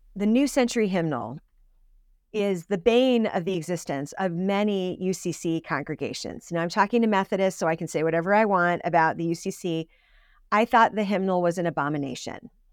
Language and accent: English; Suffield, Connecticut, United States; I grew up in Suffield, Connecticut